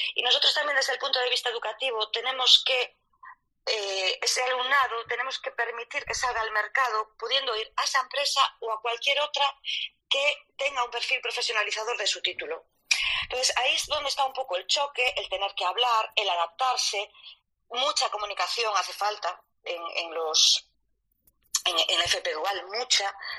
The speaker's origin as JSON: {"language": "Spanish", "town": "Vigo", "region": "Galicia", "country": "Spain", "said": "como soy gallega, ya os digo que soy de Vigo"}